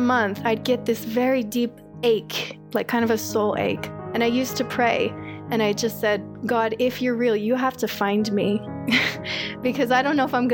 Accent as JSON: {"language": "English", "area": "Orange County", "region": "California", "country": "United States", "tie": "born or raised there", "moved": "as an adult", "said": "I was raised in Orange County, had a pretty standard Orange County lifestyle, I'd say, growing up"}